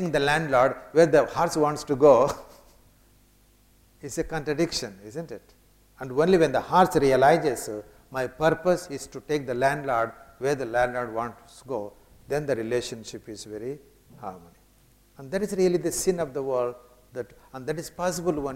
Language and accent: English; India; I come from India, I came from Chennai to London